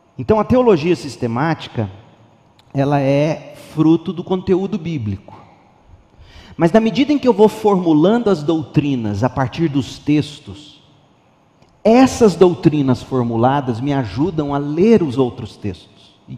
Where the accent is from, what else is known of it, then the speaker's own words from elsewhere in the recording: Brazil; Eu não sou hebreu, sou brasileiro